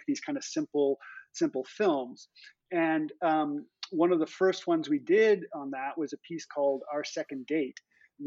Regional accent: Seattle, Washington, United States; now in New York City, United States; I come from Seattle, which is a wonderful place, beautiful place. But honestly, New York City. I love living in New York City.

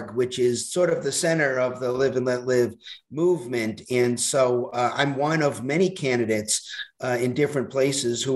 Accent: Boston, Massachusetts, United States; moved away as an adult; also born or lived in Hawaii; now in Arizona, United States; I'm originally from Boston

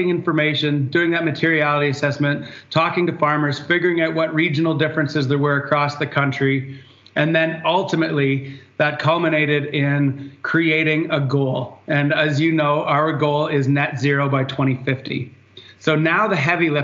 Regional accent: north of Guelph, Ontario, Canada; I'm a dairy farmer, obviously, from north of Guelph

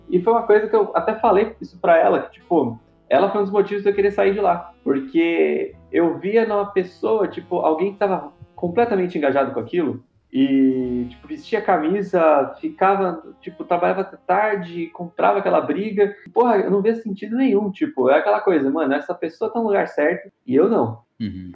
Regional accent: São Paulo, Brazil; Eu sou aqui de São Paulo

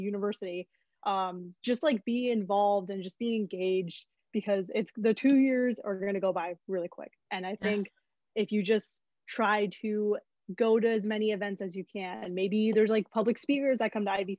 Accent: Southern California, United States; moved away as an adult; now in Berkeley, United States; I grew up and lived in SoCal all my life

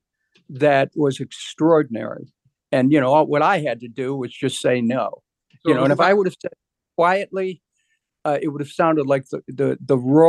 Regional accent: Cleveland, Ohio, United States; when I grew up in Cleveland, I remember my parents counting pennies to pay utility bills

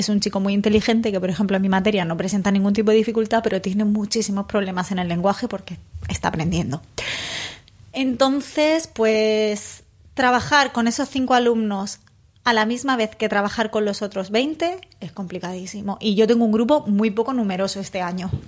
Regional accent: Spain; Es que no somos bilingües, es que por más que queramos no somos, somos españoles

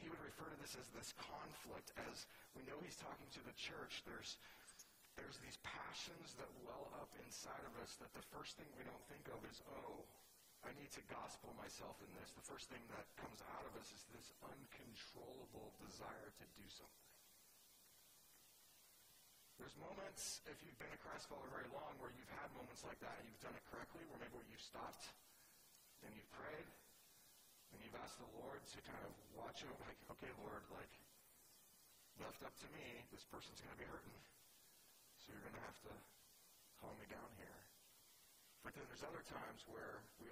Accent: Southern California, United States; I'm from Southern California

